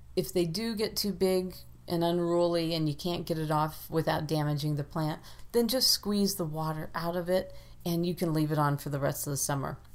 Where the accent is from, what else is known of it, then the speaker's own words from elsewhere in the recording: Ohio, United States; moved away; Growing up in Ohio, we planted peas on St. Patrick's Day